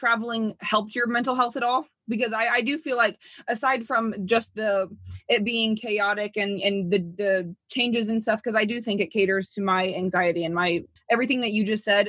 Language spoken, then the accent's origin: English; Indiana, United States; moved away; I'm from Indiana. It's a very conservative place.